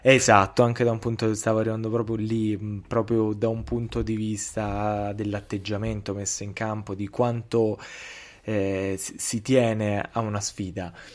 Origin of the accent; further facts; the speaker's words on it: Italy; in qualità di italiani